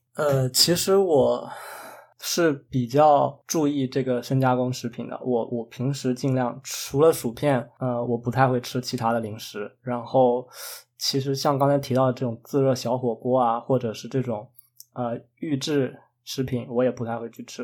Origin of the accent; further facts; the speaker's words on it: China; now in Canada; 我们中国人对这些甜品糕点的，最大的赞扬就是